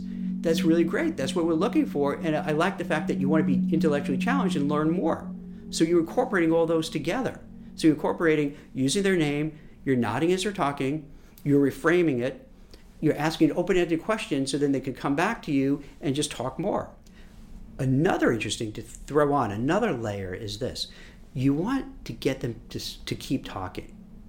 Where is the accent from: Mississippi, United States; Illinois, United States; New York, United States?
New York, United States; Brooklyn; I grew up in Brooklyn, in New York, way before it was like hipsterish. And you talk really fast. You know, fast talking New Yorker was kind of a cliche, like a stereotype, but it's true.